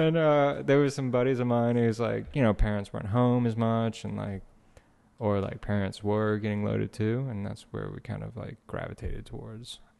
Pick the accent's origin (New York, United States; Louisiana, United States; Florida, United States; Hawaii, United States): Louisiana, United States; Houma; also born or lived in Metairie, Louisiana; Born in Metairie, grow, grew up in Homa, Louisiana